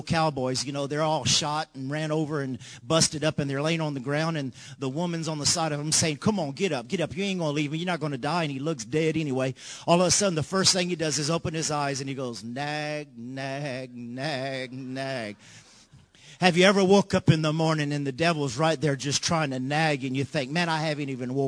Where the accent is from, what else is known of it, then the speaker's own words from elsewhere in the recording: Louisiana, United States; we're from Louisiana